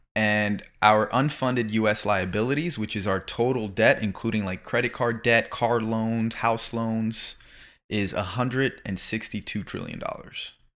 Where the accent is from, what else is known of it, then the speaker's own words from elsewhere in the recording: Florida, United States; moved away as an adult; now in Los Angeles, United States; I was raised in Florida